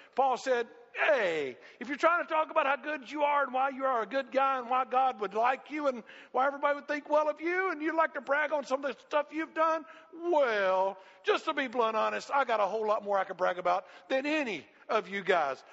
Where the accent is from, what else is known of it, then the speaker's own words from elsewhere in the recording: United States; growing up in America, growing up in this Christian environment